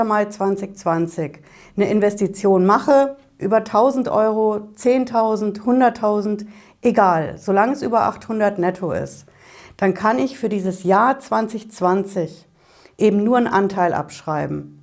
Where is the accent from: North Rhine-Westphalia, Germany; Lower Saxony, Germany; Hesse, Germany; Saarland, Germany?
Hesse, Germany; Frankfurt am Main; Bei uns in Frankfurt auf der Hanauer Landstraße